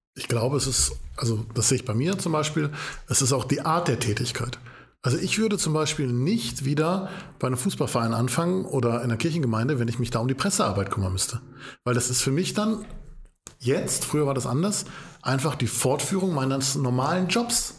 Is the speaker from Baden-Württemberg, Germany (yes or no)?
no; Essen, North Rhine-Westphalia, Germany; Ich komme aus dem, Essen, aus dem Essener Norden